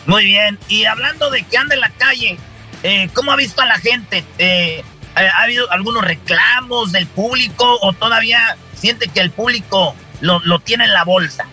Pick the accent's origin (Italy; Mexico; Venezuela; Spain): Mexico; como mexicanos tenemos esa tradición de la lucha libre